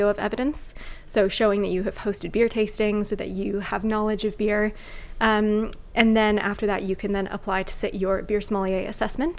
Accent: California, United States; also born or lived in Northern Ireland; My family moved to California when I was 8, so I did all of my schooling, finished my schooling in the States.

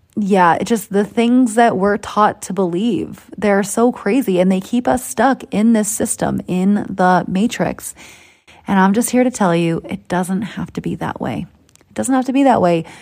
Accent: Boston, Massachusetts, United States; accent: Boston; moved away; That's my Boston accent coming out. Still got the roots, guys. Still, still know where I came from

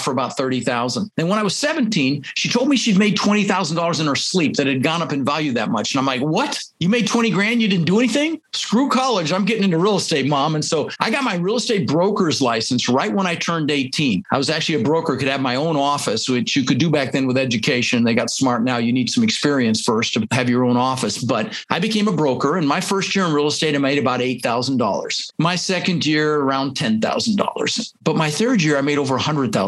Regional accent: Denver, Colorado, United States; English is a second language; also born or lived in Netherlands; I immigrated to this country when I was 6 years old. I was born in the Netherlands, you know, think wooden shoes and windmills, Holland. And we ended up in Denver, Colorado

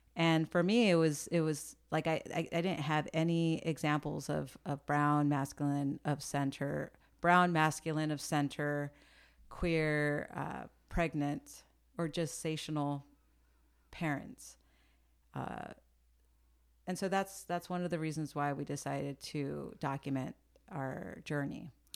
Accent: San Jose, California, United States; also born or lived in San Francisco; I am, uh, born and raised in the Bay Area.

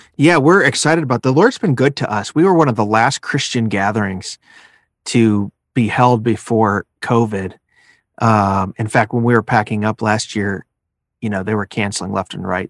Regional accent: Chicago, Illinois, United States; growing up in the Chicago area, listening to Moody Radio

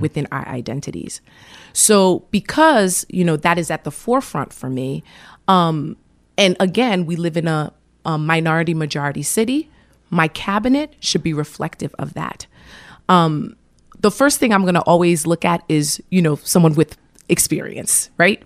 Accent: Providence, Rhode Island, United States; also born or lived in Haiti; I grew up in the city of Providence. It's my hometown. I'm an immigrant.

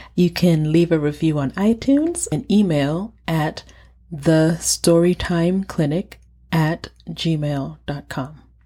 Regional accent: Nigeria; moved away; I said I was from Nigeria.

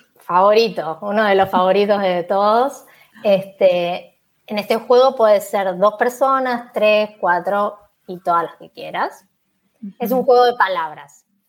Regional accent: Buenos Aires, Argentina; moved away as an adult; now in Málaga, Spain; soy de Argentina, de Buenos Aires, en particular de Capital Federal. Nací en un barrio que se llama Boedo

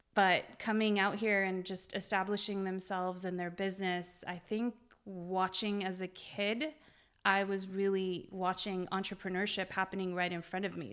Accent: Beirut, Beirut Governorate, Lebanon; now in United States; I was born in Beirut. Um, I am Lebanese Armenian

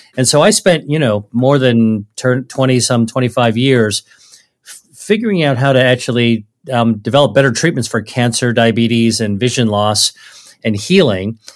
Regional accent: United States; my parents are originally from China, and so I grew up really as a Chinese American. I, I grew up in America

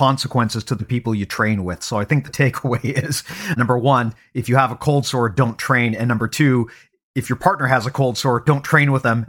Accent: Canada; accent: Canadian; Had no idea that that was one of the tells that I'm from Canada.

